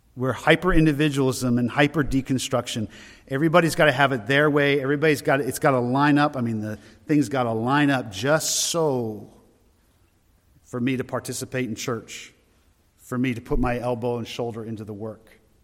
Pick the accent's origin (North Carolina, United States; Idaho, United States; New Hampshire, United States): New Hampshire, United States; Loudon; also born or lived in Maine; I'm from Loudoun originally, from New Hampshire